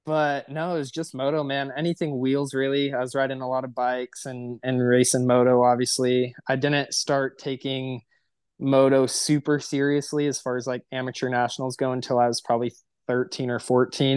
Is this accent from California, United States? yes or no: yes; Temecula, California, United States; I'm from Temecula, California